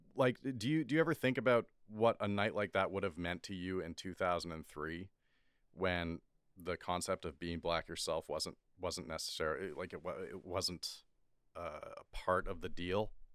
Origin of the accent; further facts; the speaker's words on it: Scarborough, Ontario, Canada; growing up in Scarborough